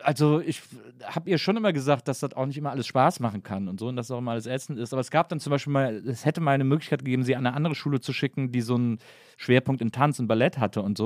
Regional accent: Rhineland, Germany; Ich komme aus dem Rheinland.

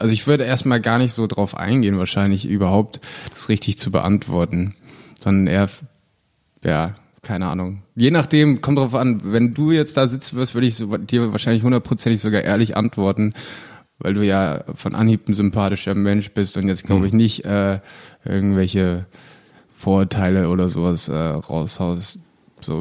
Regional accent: Germany; ich bin Deutscher und sage, ich bin Schauspieler

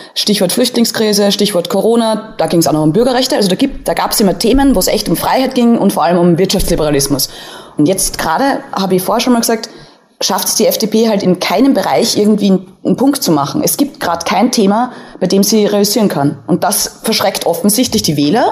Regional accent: Austria; als Österreicherin

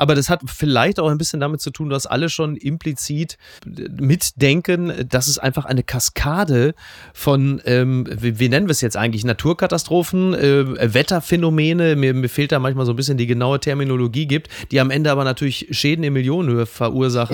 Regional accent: Ruhr area, North Rhine-Westphalia, Germany; Ich bin natürlich ein Kind des Ruhrgebiets, äh, der 80er

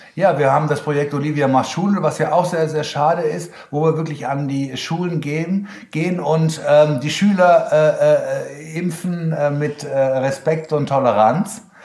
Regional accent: Germany; accent: German; Und dann auch noch mein deutscher Akzent

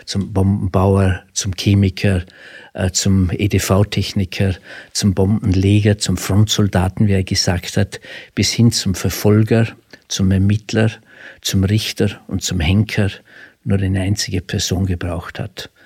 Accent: Frastanz, Vorarlberg, Austria; accent: Alemannic; Sie hören aus meinem Dialekt, ich bin Alemanne

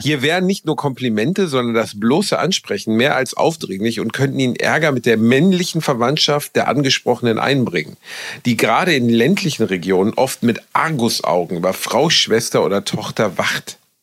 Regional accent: Germany; Ich bin Deutscher

